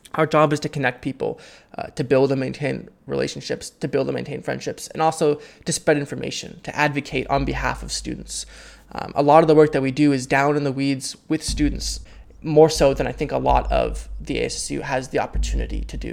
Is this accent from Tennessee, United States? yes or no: no; Half Moon Bay, California, United States; born and raised in Half Moon Bay, California.